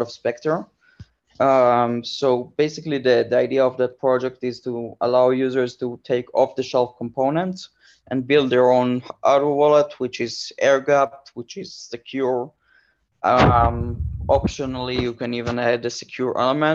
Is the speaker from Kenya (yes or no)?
no; Israel; moved away as an adult; I grew up in Israel